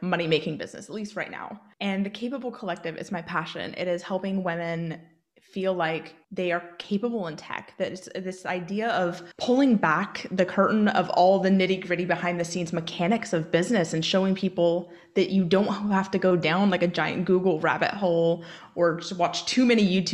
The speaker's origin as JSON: {"language": "English", "region": "Oregon", "country": "United States", "moved": "as an adult", "lives_now": "Northern Ireland, United Kingdom", "said": "so I do live in Northern Ireland. and I am from Oregon, and I'm looking to move back."}